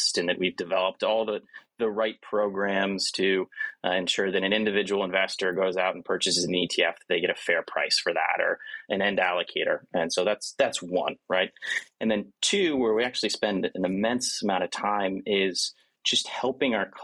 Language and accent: English; Montana, United States; also born or lived in South Carolina / North Carolina / Philadelphia / New York City; now in Providence, United States; I'm a kid from Montana, right? So I grew up in Montana